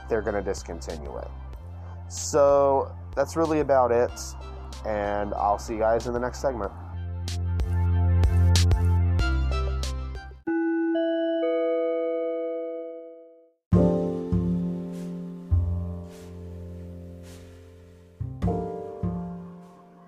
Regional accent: Yazoo City, Mississippi, United States; also born or lived in Lyman, Mississippi; growing up in Yazoo City, Mississippi

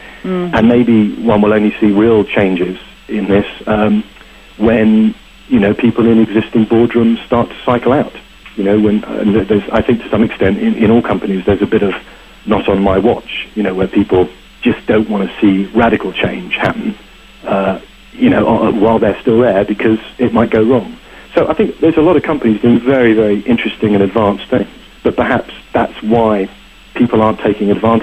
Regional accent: United Kingdom; being British

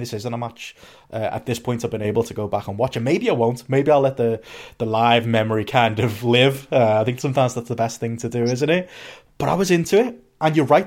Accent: Liverpool, North West England, United Kingdom; and then I say Liverpool

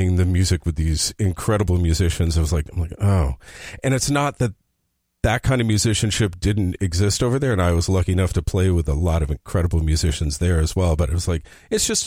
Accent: United States; moved away as an adult; now in Berlin, Germany; I'm American

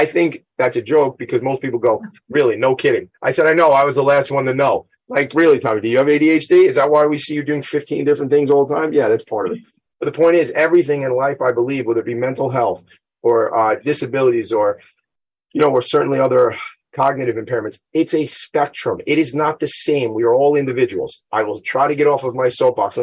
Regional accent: Franklin Square, New York, United States; I'm from Franklin Square.

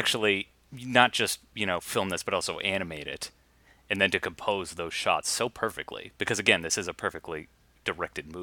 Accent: United States; as an American

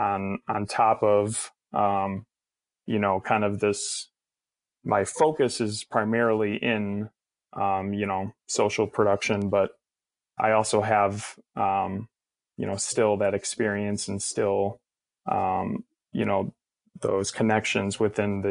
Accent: Chicago, Illinois, United States; growing up in Chicago

